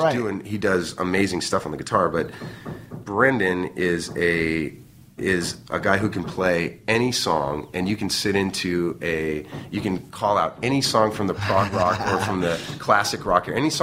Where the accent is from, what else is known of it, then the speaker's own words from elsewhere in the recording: Irvine, California, United States; back when we were kids in Irvine, it was all just orange fields and, you know, orange groves and a couple high schools.